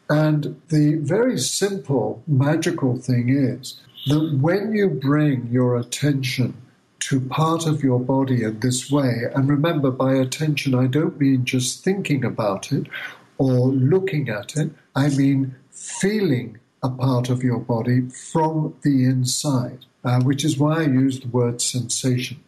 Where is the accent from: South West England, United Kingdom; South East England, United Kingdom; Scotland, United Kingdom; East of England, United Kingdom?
South West England, United Kingdom; Bath; moved away as an adult; now in United States; my hometown of Bath in England